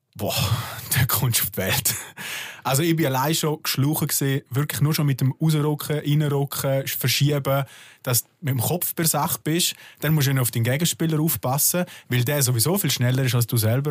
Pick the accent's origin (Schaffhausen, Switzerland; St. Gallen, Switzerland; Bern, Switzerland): St. Gallen, Switzerland; Bad Ragaz; ich bin aus Bad Ragaz, aber das ist halt sehr nah bei Liechtenstein